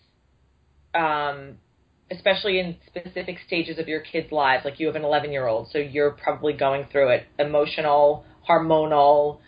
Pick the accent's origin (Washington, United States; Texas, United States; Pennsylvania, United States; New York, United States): New York, United States; I'm from New York